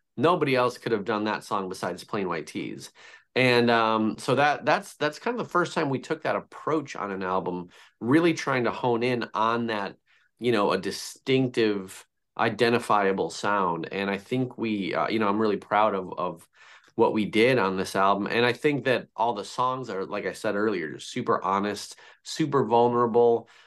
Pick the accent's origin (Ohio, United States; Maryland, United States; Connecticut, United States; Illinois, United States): Illinois, United States; Chicago; I'm from Chicago